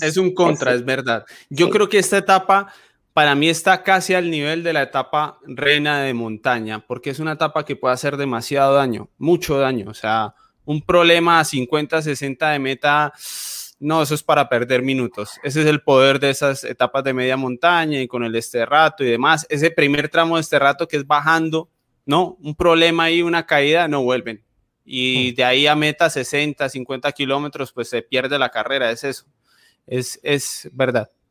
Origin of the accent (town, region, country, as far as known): Llanos Orientales, Colombia